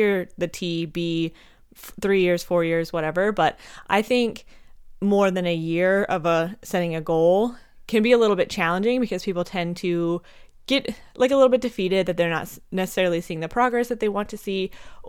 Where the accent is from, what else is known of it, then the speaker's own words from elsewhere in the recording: Montana, United States; also born or lived in Minnesota; Fun fact for you, I am actually from Minnesota. I was born there. My parents moved me to Montana when I was just a little tiny baby, but my mom's entire family is from there.